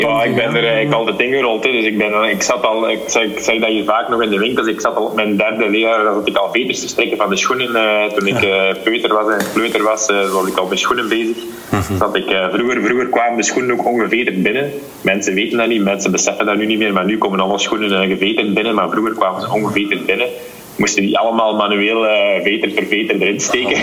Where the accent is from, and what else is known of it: Belgium